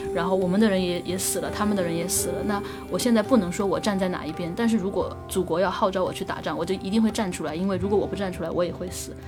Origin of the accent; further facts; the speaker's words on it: China; 我们中国人